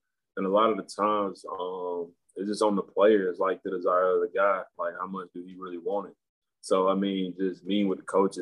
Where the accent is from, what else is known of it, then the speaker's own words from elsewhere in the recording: Spartanburg, South Carolina, United States; growing up, I'm from Spartanburg